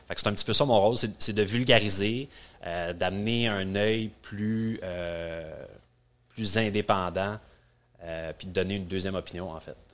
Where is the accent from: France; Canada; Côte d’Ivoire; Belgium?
Canada; North Shore, Quebec; je suis un petit gars de la Rive-Nord